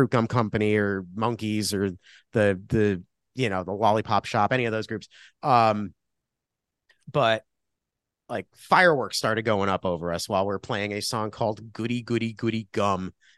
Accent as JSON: {"language": "English", "town": "Milford", "region": "Connecticut", "country": "United States", "tie": "born or raised there", "moved": "yes", "lives_now": "Cleveland, United States", "said": "So yeah, I'm from Milford. I grew up like a few towns over."}